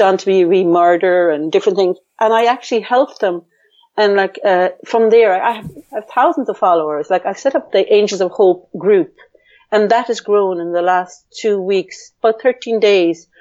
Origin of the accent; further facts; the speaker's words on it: Ireland; But I grew up in a male dominant family where in Ireland, the girl was kind of the second class one